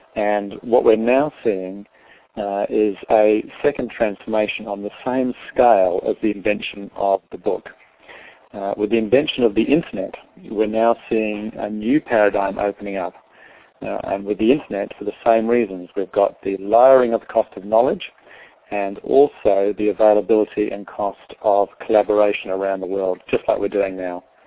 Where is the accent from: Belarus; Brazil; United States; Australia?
Australia; Adelaide, South Australia; moved away as an adult; also born or lived in London; now in New Zealand; I was born in uh, London. Uh, my parents were Irish. Uh, they immigrated to Australia when we were kids. And so I grew up in Adelaide in South Australia.